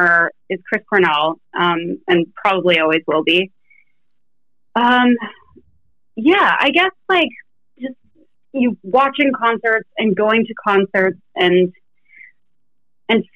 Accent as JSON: {"language": "English", "town": "Sudbury", "region": "Ontario", "country": "Canada", "tie": "born or raised there", "said": "I actually went to a really cool high school. This is in Canada, by the way. I'm Canadian"}